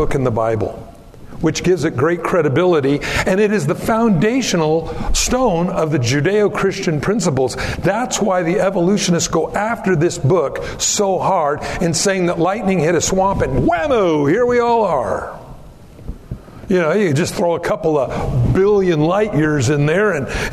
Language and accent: English; Pico Rivera, California, United States; moved away; also born or lived in South Whittier; I grew up in Southern California